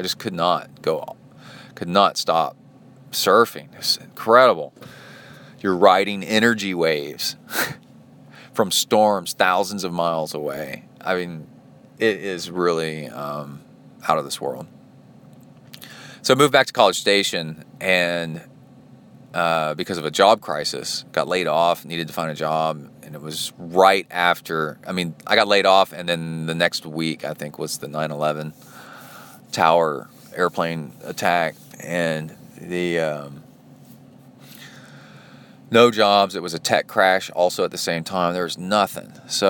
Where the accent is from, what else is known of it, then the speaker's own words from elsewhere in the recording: Alabama, United States; also born or lived in Tennessee / Cincinnati, Ohio; I also grew up my formative years in and around the Appalachian Mountains, northern Alabama, east Tennessee, Cincinnati, which is on the border of Kentucky.